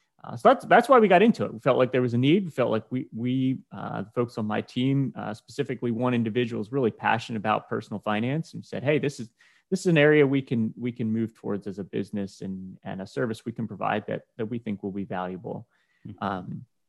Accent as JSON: {"language": "English", "town": "Lancaster", "region": "Pennsylvania", "country": "United States", "said": "from Lancaster, Pennsylvania here"}